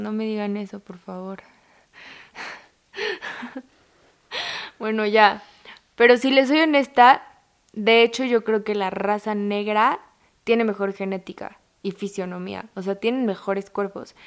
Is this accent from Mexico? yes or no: yes; Mexico; como mexicanos